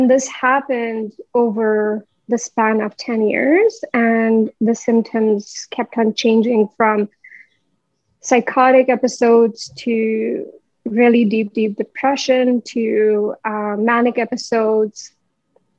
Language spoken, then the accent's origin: English; Delhi, India; moved away as an adult; now in Canada; I come from India. I was born and raised in Delhi. And in 2014, I came to Canada